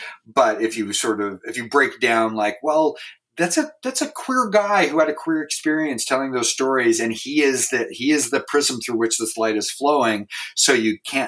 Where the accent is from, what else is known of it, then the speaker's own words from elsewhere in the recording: Pacific Northwest, United States; And you know, I grew up in the Pacific Northwest, so there was a lot of hunting, and there was a lot of, you know, deer carcasses